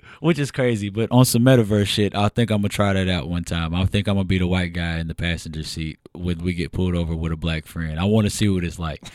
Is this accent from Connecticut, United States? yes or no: no; Louisville, Kentucky, United States; also born or lived in Elyria, Ohio / Lorain County, Ohio; I grew up in Louisville